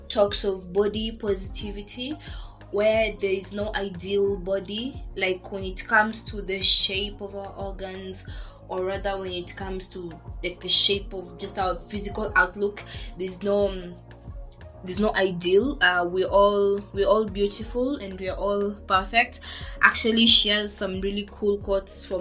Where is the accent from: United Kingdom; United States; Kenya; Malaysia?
Kenya; I'm from Kenya